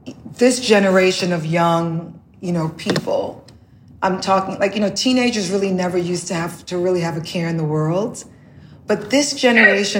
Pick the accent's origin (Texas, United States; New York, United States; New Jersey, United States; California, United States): New York, United States; New York City; also born or lived in the Caribbean; growing up in the Bronx